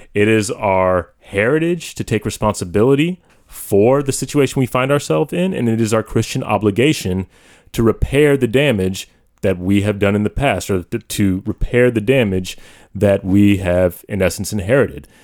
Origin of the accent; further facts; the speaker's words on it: United States; I am an American